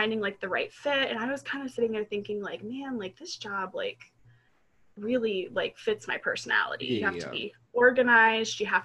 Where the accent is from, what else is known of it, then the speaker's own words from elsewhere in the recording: Potsdam, New York, United States; I am from Potsdam, New York